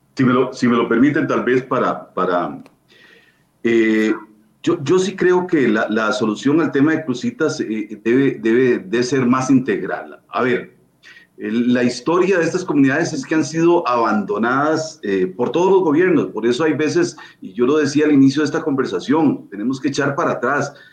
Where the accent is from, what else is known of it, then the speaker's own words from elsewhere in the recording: Costa Rica; como costarricenses